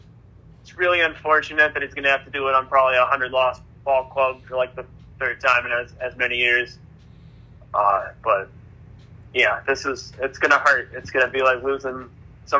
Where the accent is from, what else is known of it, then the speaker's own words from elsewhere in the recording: Michigan, United States; growing up in Michigan, the Tigers were more accessible.